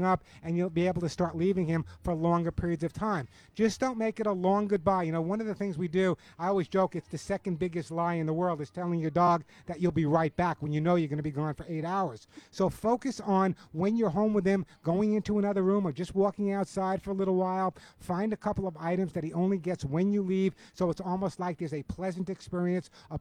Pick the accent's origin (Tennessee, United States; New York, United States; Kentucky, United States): New York, United States; I grew up in New York, and the bottom line is, in Southampton, in the Hamptons